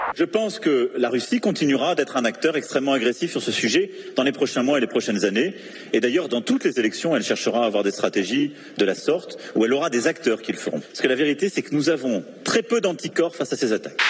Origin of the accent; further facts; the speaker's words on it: United States; Chez nous, il y a une longue tradition du puritanisme